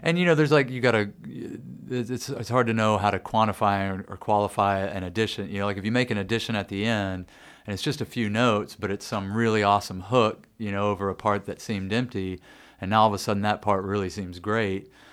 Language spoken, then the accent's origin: English; Nashville, Tennessee, United States; growing up in Nashville, I had just absolutely detested country music